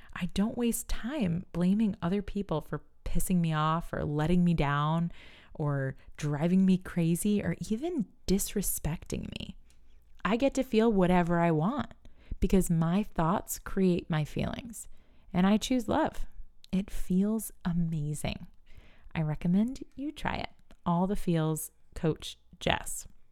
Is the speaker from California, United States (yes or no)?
no; New York, United States; We're from New York